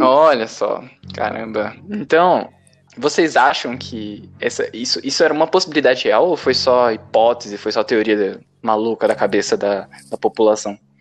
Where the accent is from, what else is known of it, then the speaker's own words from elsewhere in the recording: Brazil; a gente conhece muito o Brasil, porque nós somos brasileiros